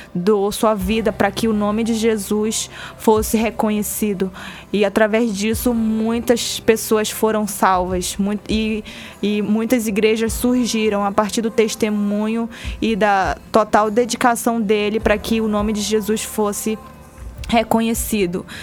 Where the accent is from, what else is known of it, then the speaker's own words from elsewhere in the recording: Amazonas, Brazil; sou do Amazonas e, e, trabalho numa comunidade indígena, uma comunidade onde eu nasci